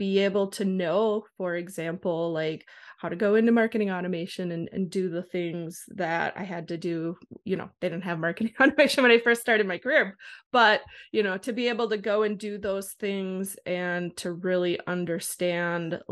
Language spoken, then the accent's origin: English; Wisconsin, United States; now in Minnesota, United States; I grew up in Wisconsin